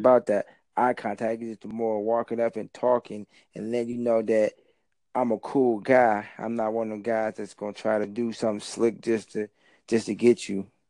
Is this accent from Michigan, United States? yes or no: yes; Detroit, Michigan, United States; I'm from Detroit